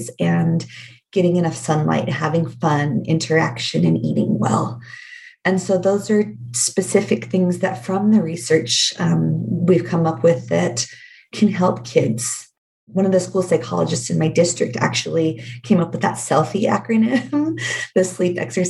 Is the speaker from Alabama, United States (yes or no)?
no; Oregon, United States; now in Utah, United States; I grew up in Oregon.